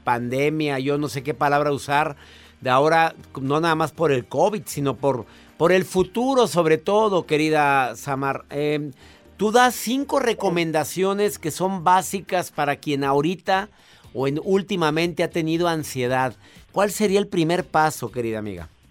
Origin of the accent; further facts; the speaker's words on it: Mexico; En mi país